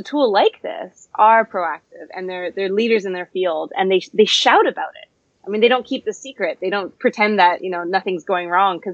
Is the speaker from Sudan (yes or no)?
no; Canada; now in London, United Kingdom; I'm actually a Canadian and I'm based in London